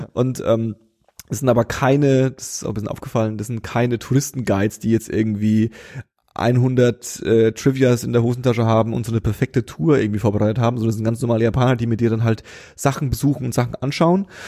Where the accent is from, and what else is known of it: Berlin, Germany